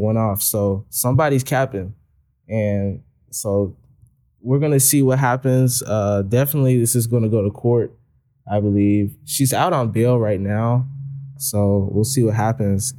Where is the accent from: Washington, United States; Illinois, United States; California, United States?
Illinois, United States; Chicago; in Chicago